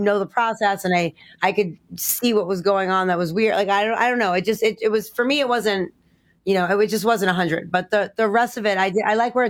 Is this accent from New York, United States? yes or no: yes; New York City, New York, United States; I grew up in New York. I grew up in Queens, not Manhattan, but I went to college in Manhattan